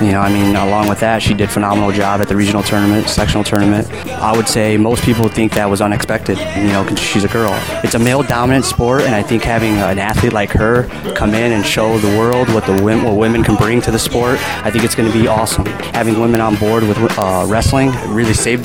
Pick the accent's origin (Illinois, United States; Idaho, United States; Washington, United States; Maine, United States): Illinois, United States; Chicagoland area; I grew up in a town right out of the Chicagoland area, and I was born in Chicago.